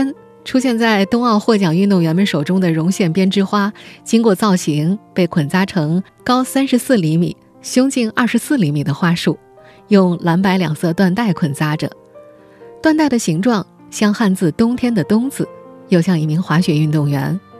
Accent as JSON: {"language": "Chinese", "town": "Nanjing", "region": "Jiangsu", "country": "China", "said": "作为一个南京人，这里我们得特别澄清一下，此绒花并不是南京绒花。"}